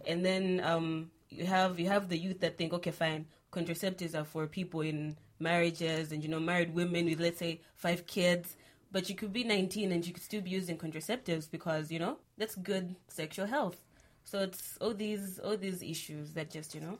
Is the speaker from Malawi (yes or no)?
yes; Malawi; I'm from Malawi